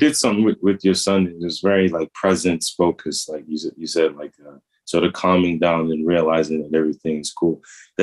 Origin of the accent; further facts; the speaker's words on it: United States; I'm American